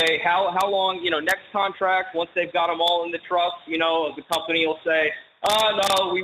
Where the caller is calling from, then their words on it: Denton, Texas, United States; I'm calling out of Denton, Texas.